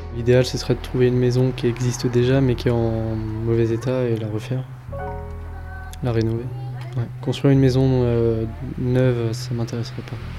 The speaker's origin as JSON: {"language": "French", "region": "Pays de la Loire", "country": "France", "tie": "born or raised there", "also_born_or_lived": "Alsace / Toulouse", "moved": "as an adult", "said": "j'ai grandi dans cette région. J'ai bougé pas mal euh, entre temps, mais c'est vraiment ma région, euh, ma région natale."}